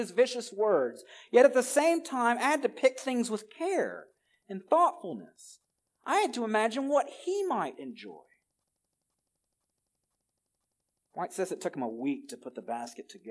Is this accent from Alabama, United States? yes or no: yes; Alabama, United States; now in California, United States; move to my home state of Alabama